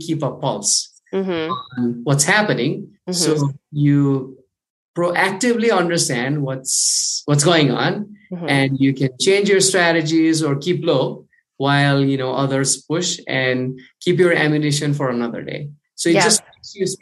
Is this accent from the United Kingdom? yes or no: no; Kathmandu, Bagmati, Nepal; I'm from Kathmandu, Nepal, the other side of the world